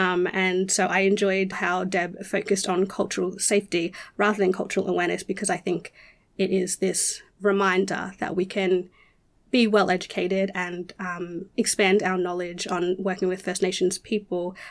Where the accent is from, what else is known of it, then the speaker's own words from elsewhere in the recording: Rockhampton, Queensland, Australia; I was born and raised on Durumble Country, which is Rockhampton, central Queensland